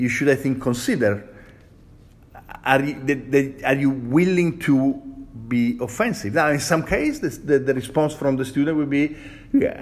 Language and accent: English; Italy; English is a second language; now in United States; I'm Italian. My mom comes from Northern Italy. My father comes from Southern Italy